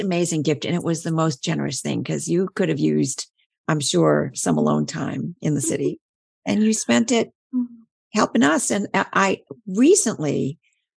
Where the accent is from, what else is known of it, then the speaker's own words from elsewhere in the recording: Midwest, United States; I'm a Midwesterner